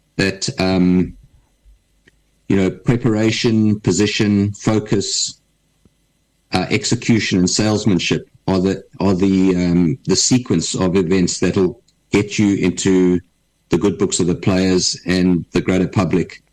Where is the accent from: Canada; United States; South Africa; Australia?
South Africa; Durban, KwaZulu-Natal; I was brought up in Durban